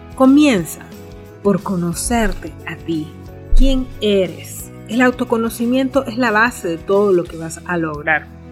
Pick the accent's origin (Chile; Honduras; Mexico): Honduras